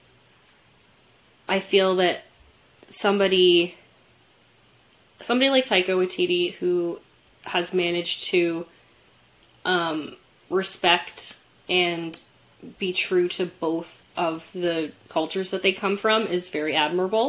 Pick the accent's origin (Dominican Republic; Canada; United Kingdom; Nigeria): Canada; somebody growing up in Canada